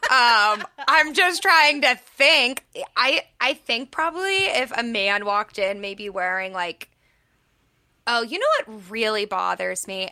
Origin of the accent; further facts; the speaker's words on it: Pittsburgh, Pennsylvania, United States; moved away; I'm from Pittsburgh